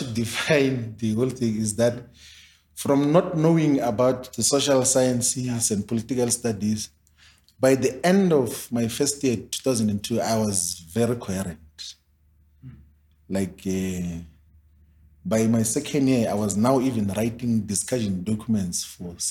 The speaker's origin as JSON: {"language": "English", "country": "South Africa", "said": "I'm from Maoni's village"}